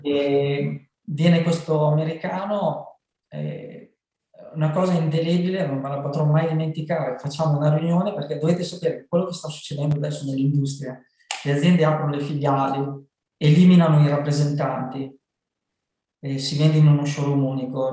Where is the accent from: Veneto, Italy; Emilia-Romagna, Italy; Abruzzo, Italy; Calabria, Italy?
Emilia-Romagna, Italy; Loiano; venne nel mio paese, si chiama Loiano